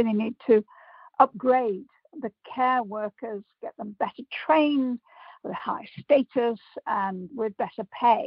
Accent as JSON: {"language": "English", "town": "Liverpool", "region": "North West England", "country": "United Kingdom", "tie": "born or raised there", "said": "I'm a Scouser"}